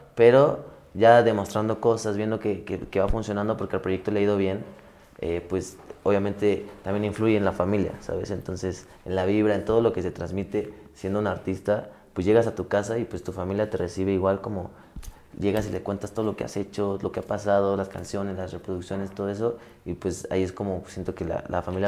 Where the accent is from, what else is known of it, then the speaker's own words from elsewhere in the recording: Mexico City, Mexico; Yo soy de la Ciudad de México, yo nací en la Ciudad de México.